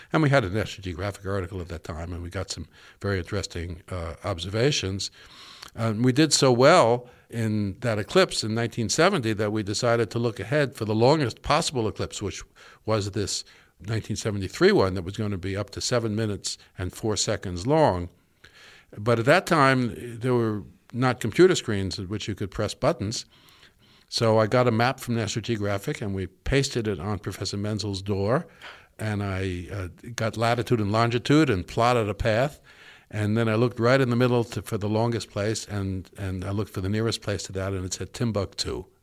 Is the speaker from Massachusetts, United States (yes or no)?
no; New York City, New York, United States; now in Williamstown, United States; I'm from the Bronx